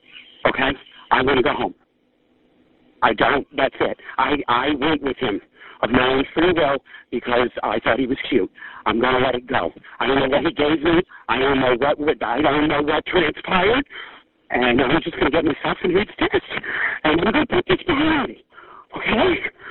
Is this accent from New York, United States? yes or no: yes; New York, United States; I'm from New York, and I've never had this happen.